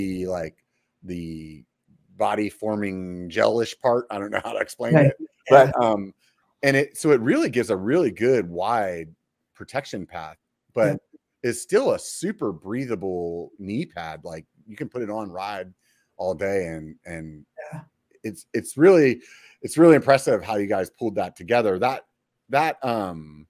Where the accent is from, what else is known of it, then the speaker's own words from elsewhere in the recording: York, Pennsylvania, United States; York, like the peppermint patty